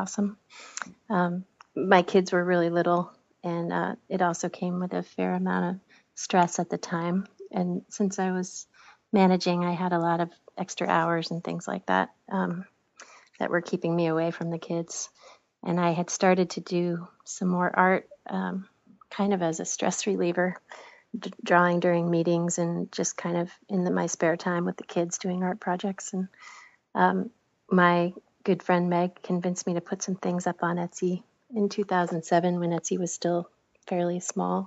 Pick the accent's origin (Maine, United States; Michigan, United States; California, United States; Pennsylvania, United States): Maine, United States; Bar Harbor; also born or lived in Portland, Maine; I grew up here outside of Bar Harbor, which is on the other side of the island